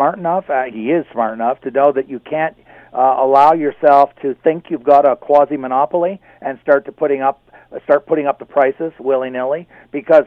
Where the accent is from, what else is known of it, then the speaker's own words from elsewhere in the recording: Canada; I'm a Canadian